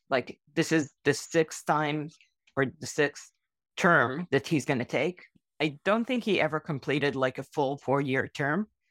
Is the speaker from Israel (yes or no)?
yes; Israel; I was born in Israel.